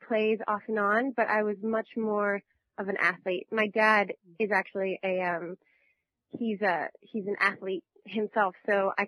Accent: Northern California, United States; moved away as an adult; also born or lived in New York; I'm from Northern California, and I'm the daughter

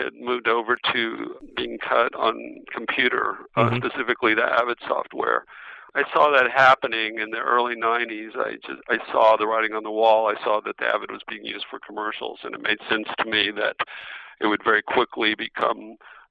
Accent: Fort Worth, Texas, United States; moved away as an adult; Went back to Texas, went back to Fort Worth, where I'm from

